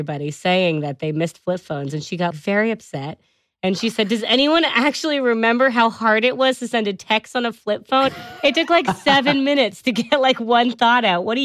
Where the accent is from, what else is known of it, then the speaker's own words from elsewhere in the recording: Bristol, South West England, United Kingdom; I'm from Bristol in the UK.